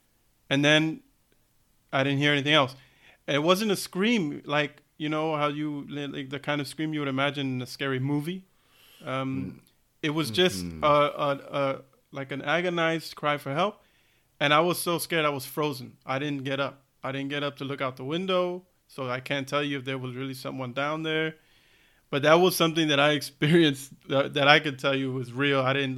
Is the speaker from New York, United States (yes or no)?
yes; New York, United States; You know the apartment that we grew up in New York, right?